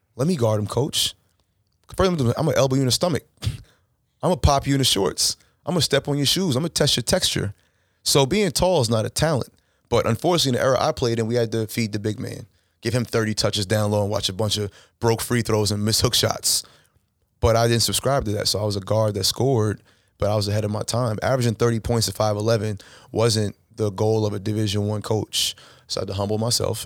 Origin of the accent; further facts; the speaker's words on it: Chicago, Illinois, United States; moved away; also born or lived in Long Island; growing up in Chicago